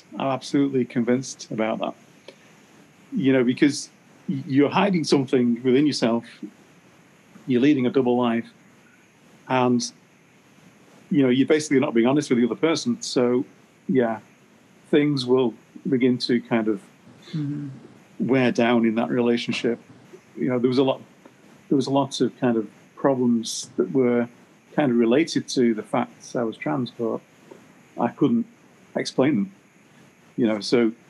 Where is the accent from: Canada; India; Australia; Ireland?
Canada; now in United States